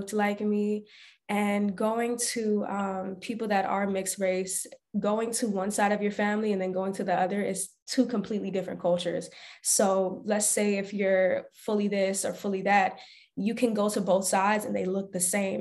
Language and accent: English; Barnesville, Georgia, United States; I was born and raised in a really small town in Barnesville, Georgia.